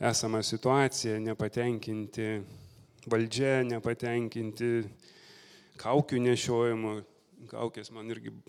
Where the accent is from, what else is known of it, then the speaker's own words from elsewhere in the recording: Lithuania; also born or lived in England; now in United Kingdom; buvau nominuotas į kažkokį ten Anglijos portalą kaip lietuvis